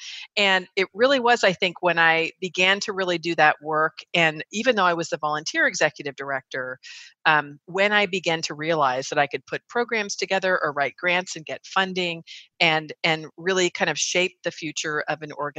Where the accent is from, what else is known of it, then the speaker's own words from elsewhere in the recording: California, United States; So for me, I think probably the first significant time that I recognized my own leadership qualities was when I grew up in the Bay Area.